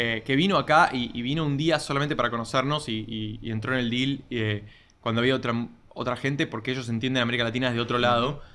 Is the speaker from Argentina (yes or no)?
yes; Argentina; vengo de una familia que por mi nombre es obvio que es italiana, eh, nací en Argentina